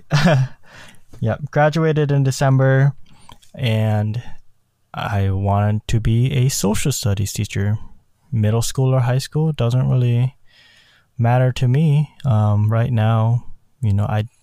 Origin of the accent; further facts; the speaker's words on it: South Korea; born there; but that all came from my heritage. I was born in South Korea.